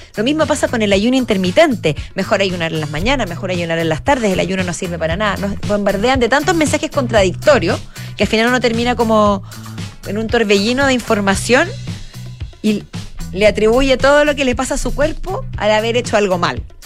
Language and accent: Spanish; Chile; cómo somos los chilenos